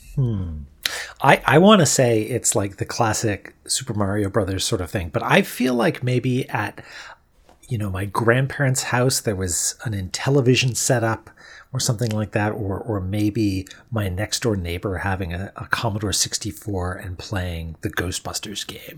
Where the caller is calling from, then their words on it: Halifax, Nova Scotia, Canada; I'm calling from Halifax, Nova Scotia